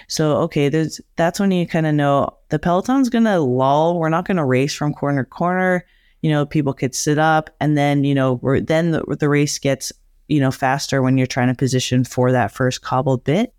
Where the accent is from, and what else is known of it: Alberta, Canada; born or raised there; moved away